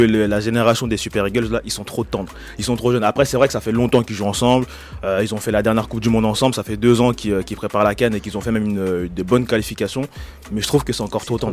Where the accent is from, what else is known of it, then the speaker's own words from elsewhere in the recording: DR Congo; en tant que Congolais